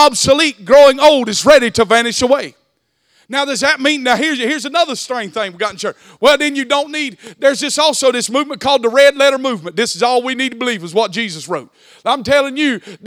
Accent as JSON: {"language": "English", "region": "Southeast Georgia", "country": "United States", "tie": "born or raised there", "accent": "country", "said": "I was born in Southeast Georgia"}